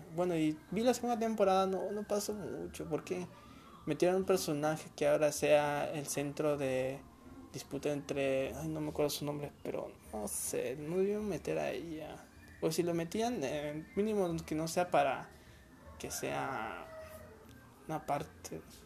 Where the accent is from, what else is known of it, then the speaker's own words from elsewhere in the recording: Peru; en mi país bueno en Perú